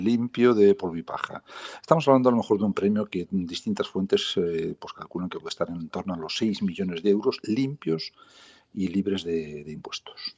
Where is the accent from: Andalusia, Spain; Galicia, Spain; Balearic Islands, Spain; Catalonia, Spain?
Galicia, Spain; south of Lugo, Ribeira Sacra; soy gallego, que no he nacido en Coruña, pero con una gran vinculación por esa ciudad maravillosa, soy del sur de Lugo, de la Riviera Sacra